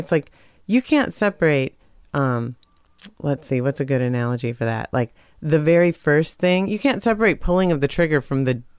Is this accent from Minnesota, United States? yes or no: yes; Minnesota, United States; moved away; also born or lived in Portland; I'm too Minnesotan for that.